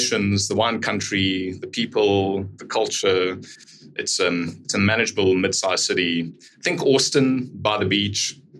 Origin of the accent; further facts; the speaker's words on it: South Africa; I'm from South Africa.